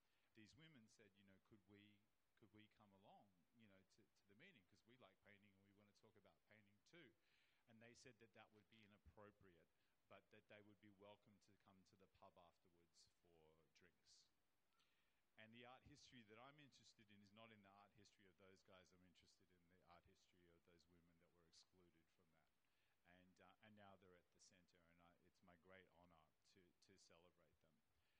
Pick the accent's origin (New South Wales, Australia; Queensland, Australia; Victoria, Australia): New South Wales, Australia; I'm from New South Wales. My forebears were, convicts and Aboriginal people from New South Wales, and that was a penal colony